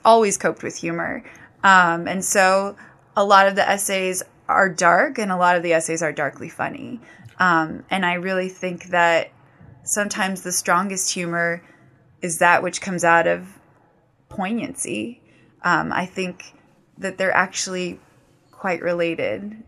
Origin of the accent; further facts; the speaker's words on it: Fountain, Colorado, United States; my hometown, Fountain, Colorado